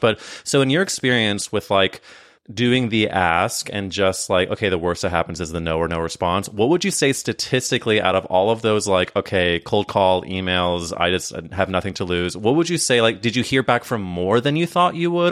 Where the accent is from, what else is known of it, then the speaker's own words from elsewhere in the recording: Midwest, United States; I was growing up in the Midwest